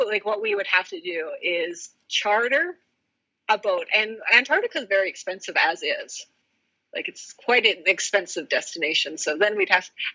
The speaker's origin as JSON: {"language": "English", "country": "Canada", "first_language": "English", "said": "as a Canadian"}